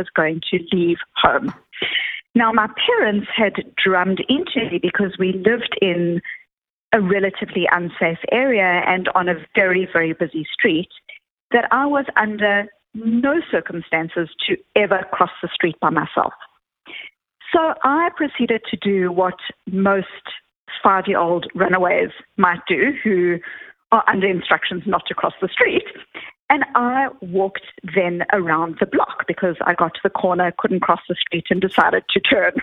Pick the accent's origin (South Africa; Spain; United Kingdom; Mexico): South Africa; Johannesburg, Gauteng; now in Boston, United States; I grew up in South Africa